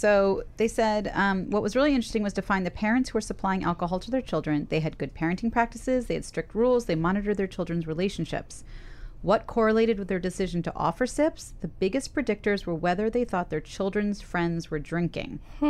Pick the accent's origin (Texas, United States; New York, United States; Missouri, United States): New York, United States; Brooklyn; I grew up in Park